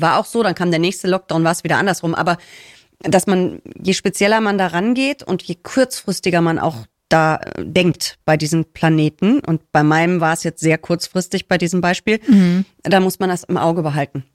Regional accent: Rhineland, Germany; ich spreche sie, glaube ich, mit S, aber ich bin Rheinländerin. Wir hauen da überall ein S rein

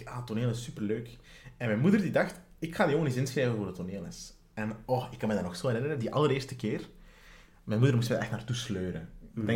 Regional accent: Sint-Niklaas, Flanders, Belgium; ik ben opgegroeid in Sint-Niklaas

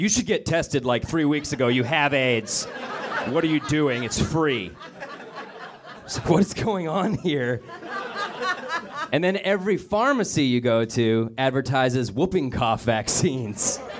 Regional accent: Denver, Colorado, United States; Best ad I've ever heard happens in my hometown of Denver, Colorado during the baseball games.

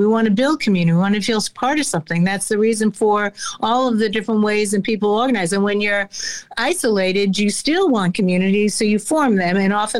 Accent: United States; I'm very clear that I'm American. I grew up here. I'm also Jewish, but so there's a very clannishness often among Jews.

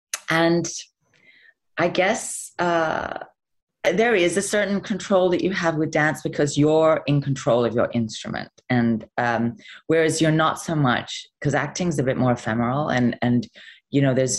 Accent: England, United Kingdom; And I remember saying, well, I'm English.

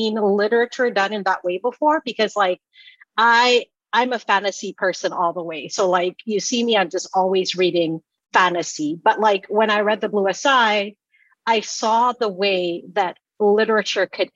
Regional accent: Sierra Leone; moved away; also born or lived in Georgia, United States; When I was growing up in Sierra Leone, like my dad was an avid reader

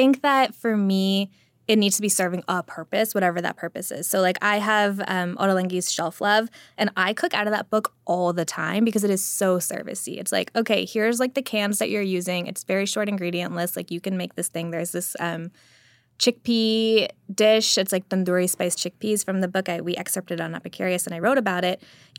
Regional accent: the American South, United States; I'm a Southerner who's also Indian.

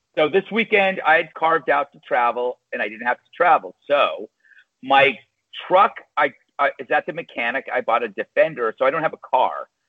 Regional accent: West Coast, United States; moved away; I'm from the West Coast.

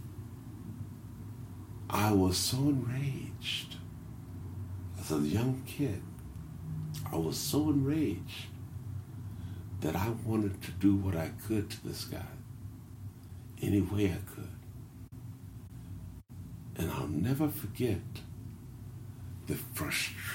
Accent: Indianapolis, Indiana, United States; I'm from Lockfield.

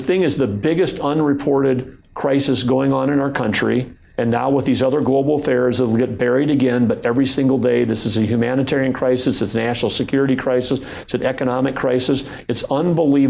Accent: North Dakota, United States; born or raised there

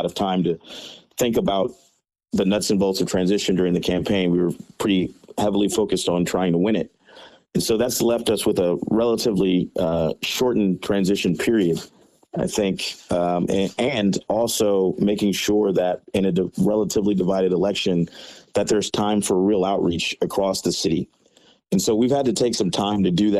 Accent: Texas, United States; moved away as an adult; now in Chicago, United States; I'm originally from Texas, and my mother was elected to Congress when I was young. I was 8 or 9. And I grew up around politics

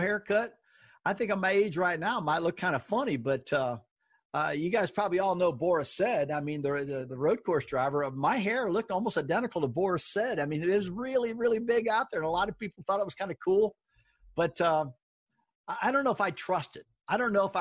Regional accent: St. Louis, Missouri, United States; now in North Carolina, United States; I grew up in St. Louis.

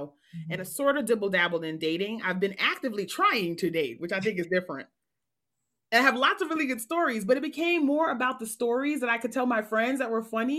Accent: New York City, New York, United States; I grew up in New York City

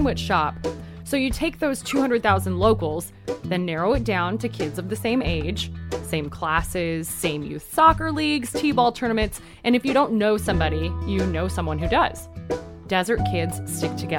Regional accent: Coachella Valley, California, United States; moved away as an adult; now in Los Angeles, United States; I was born and raised in the Coachella Valley

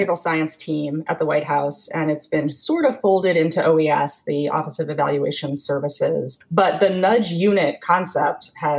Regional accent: New England, United States; I grew up in New England and went to a pretty high-pressured, high-powered boarding school for high school.

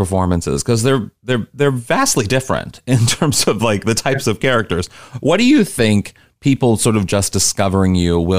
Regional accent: Missouri, United States; I grew up in Missouri, so I had no access to anything like that.

